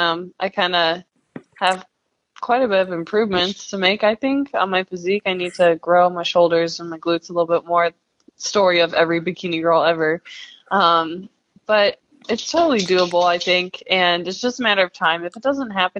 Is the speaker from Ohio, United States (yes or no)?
yes; Cleveland, Ohio, United States; that's where I'm from. Yeah, Cleveland's in Ohio